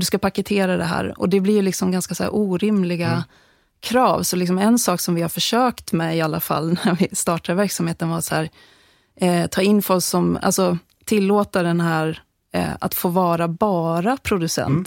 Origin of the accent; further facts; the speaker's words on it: Sweden; när jag växte upp i Bålinge för många, många år sedan